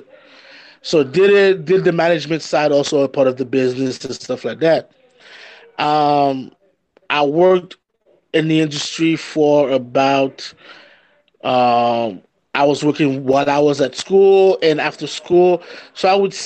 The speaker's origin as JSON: {"language": "English", "country": "Haiti", "tie": "born or raised there", "said": "we grew up in Haiti"}